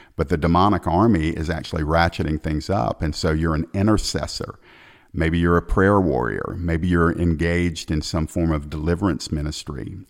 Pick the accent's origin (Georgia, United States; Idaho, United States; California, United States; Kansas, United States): Georgia, United States; my home state of Georgia here in the United States